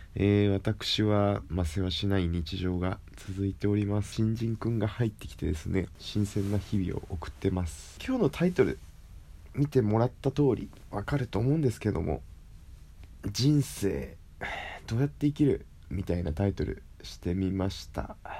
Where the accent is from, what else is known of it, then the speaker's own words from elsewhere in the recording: Kyushu, Japan; moved away; 地元に戻って、九州の地元に戻って、自分の力で稼いで